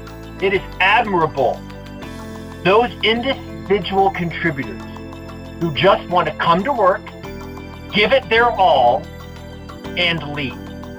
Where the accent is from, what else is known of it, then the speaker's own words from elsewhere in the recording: Winter Park, Florida, United States; moved away as an adult; also born or lived in Orlando, Florida; now in Salt Lake City, United States; But I'm actually from Orlando, Florida, or a small suburb outside called Winter Park, Florida. I was born in 1968 from a kind of upper middle class family in Central Florida.